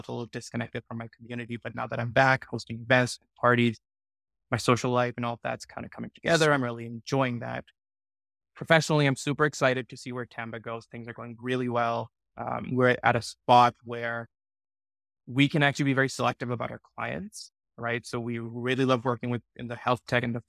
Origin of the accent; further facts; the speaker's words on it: Pakistan; moved away; I grew up in Pakistan